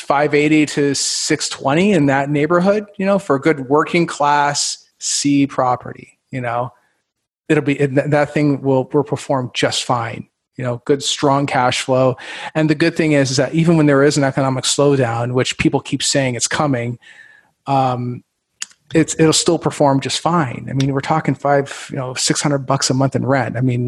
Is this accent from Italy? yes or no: no; Canada; now in Indianapolis, United States; I'm originally from Canada, and I've had the pleasure of living everywhere from, let's see here, Miami, Fort Lauderdale, New York City, Baltimore.